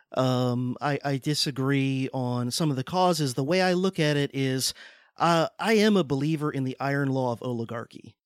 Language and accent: English; Deep South, United States; I'm from the South, from the Deep South